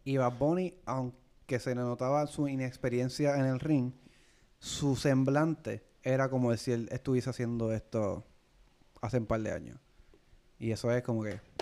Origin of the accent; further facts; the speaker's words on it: Puerto Rico; nosotros como boricua